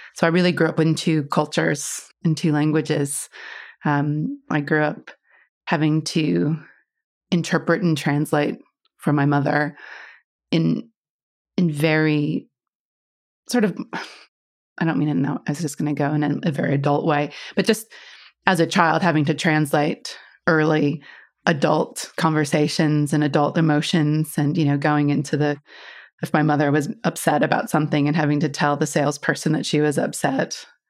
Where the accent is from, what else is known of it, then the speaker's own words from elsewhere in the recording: Iowa, United States; moved away; I grew up in Iowa, back in the States, right in the middle.